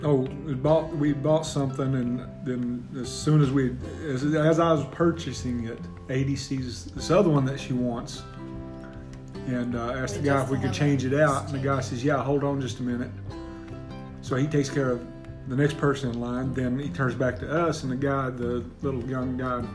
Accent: United States; I'm from the United States

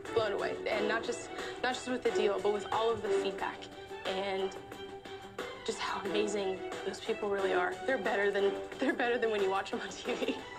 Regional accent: Winterville, North Carolina, United States; I'm from Winterville, North Carolina

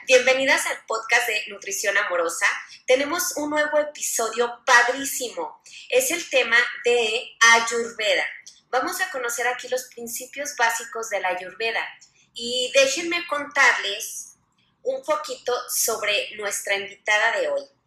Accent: Guadalajara, Jalisco, Mexico; also born or lived in Monterrey; now in Mexico City, Mexico; yo soy de Guadalajara, Jalisco, soy tapatía, viví muchos años en Monterrey y ahora vivo en la Ciudad de México

